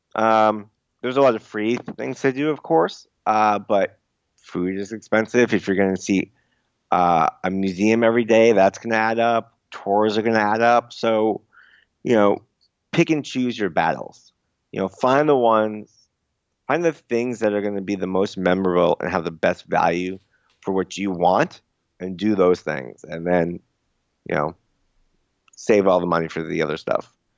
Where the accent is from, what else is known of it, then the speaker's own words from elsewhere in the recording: suburb outside Boston, Massachusetts, United States; first language English; in my suburb, like, outside Boston